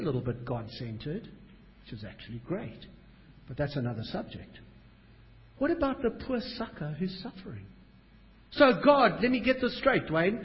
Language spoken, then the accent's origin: English; South Africa; now in Australia; I'm a South African